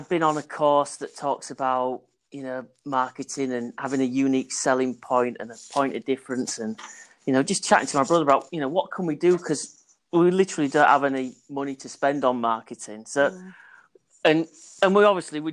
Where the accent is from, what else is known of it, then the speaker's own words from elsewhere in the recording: Hull, Yorkshire and the Humber, United Kingdom; we're from Hull